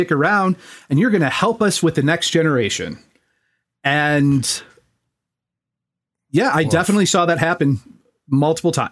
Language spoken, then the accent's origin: English; New York City, New York, United States; Like we grew up in New York City.